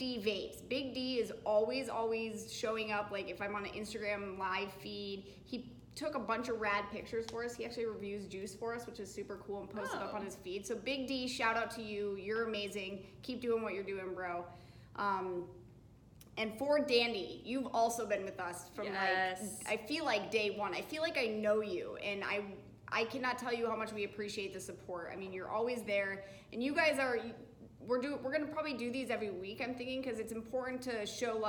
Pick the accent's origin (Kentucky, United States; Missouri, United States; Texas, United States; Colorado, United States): Colorado, United States; now in Southern California, United States; I'm from Colorado, and it's sunny there like 300 days of the year.